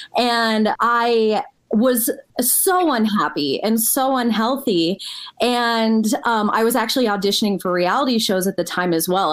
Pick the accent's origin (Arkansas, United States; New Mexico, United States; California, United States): New Mexico, United States; Albuquerque; moved away as an adult; also born or lived in Los Angeles; I'm originally from Albuquerque. I born and raised here